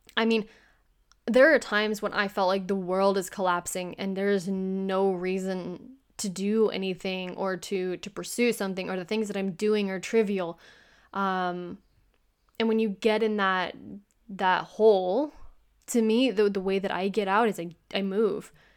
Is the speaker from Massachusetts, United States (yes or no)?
no; Kentucky, United States; moved away as an adult; also born or lived in Boston; I'm from the United States, I'm from Kentucky